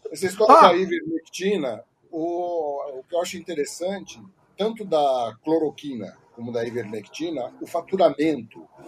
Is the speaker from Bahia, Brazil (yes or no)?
no; São Paulo, Brazil; Eu sou de São Paulo.